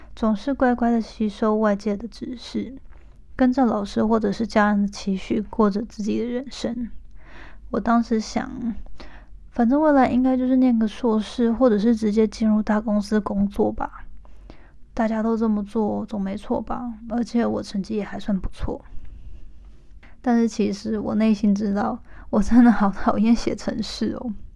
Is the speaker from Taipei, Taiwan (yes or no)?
no; Hualien, Hualien County, Taiwan; moved away as an adult; now in United States; 我是一个出生于台湾花莲，没错，就是那个大家都说好山好水好无聊的后山净土